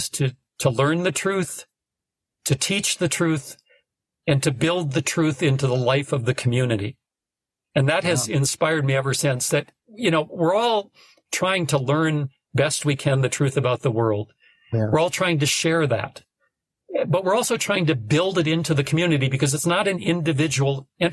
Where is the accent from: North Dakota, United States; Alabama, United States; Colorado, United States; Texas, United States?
North Dakota, United States; now in Austin, United States; I'm from North Dakota